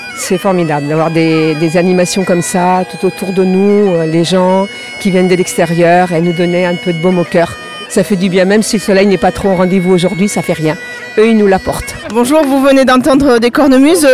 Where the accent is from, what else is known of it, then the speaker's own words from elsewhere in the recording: Normandy, France; moved away as an adult; now in Vieux-Boucau, France; je suis normande